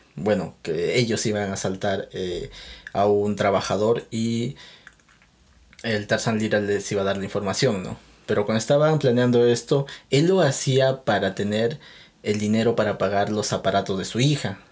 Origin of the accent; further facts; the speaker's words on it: Peru; yo soy de Perú